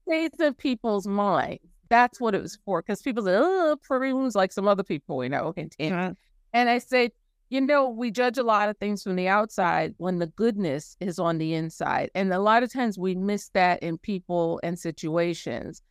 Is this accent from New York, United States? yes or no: yes; New York City, New York, United States; moved away; I'm from New York City